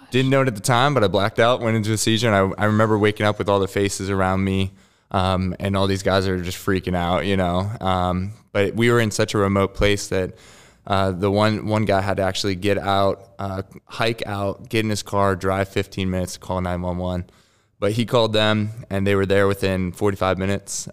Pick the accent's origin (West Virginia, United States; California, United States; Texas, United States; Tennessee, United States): West Virginia, United States; I grew up in West Virginia